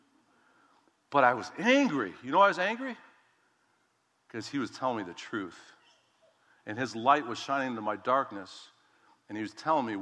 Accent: United States; I'm an American. Come on, I'm a Christian.

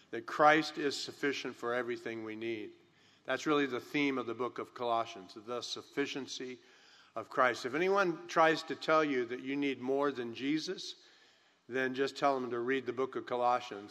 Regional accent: California, United States; I'm born and raised in California

